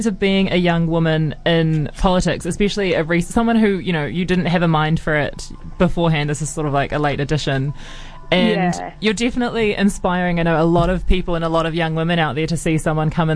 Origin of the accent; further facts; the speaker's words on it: Auckland, New Zealand; I grew up in Auckland